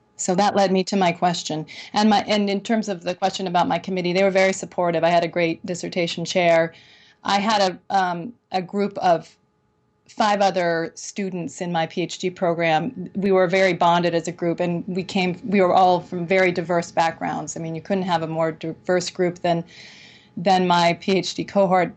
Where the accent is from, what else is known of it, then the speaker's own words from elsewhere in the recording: Burlington, Vermont, United States; now in Chicago, United States; I grew up in Burlington, Vermont